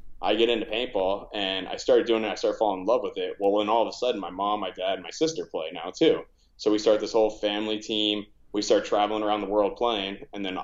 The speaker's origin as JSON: {"language": "English", "town": "Orlando", "region": "Florida", "country": "United States", "tie": "born or raised there", "said": "born and raised in Florida, this was all on like the East Coast side, like Orlando"}